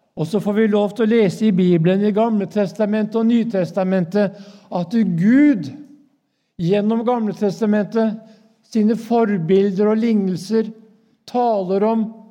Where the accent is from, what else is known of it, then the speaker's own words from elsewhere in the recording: Norway; jeg er jo nordmann